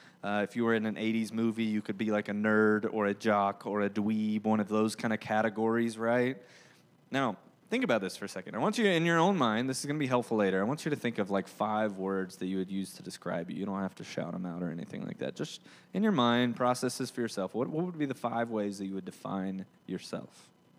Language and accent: English; Georgia, United States; accent: southern drawl; Now, if you didn't know, I'm from Georgia. If you couldn't tell by my, you know, thick southern drawl or the fact that I love the word y'all